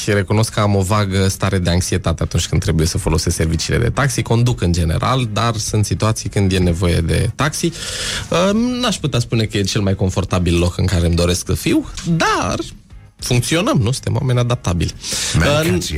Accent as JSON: {"language": "Romanian", "town": "Alexandria", "region": "Teleorman County", "country": "Romania", "tie": "born or raised there", "said": "am crescut în Alexandria"}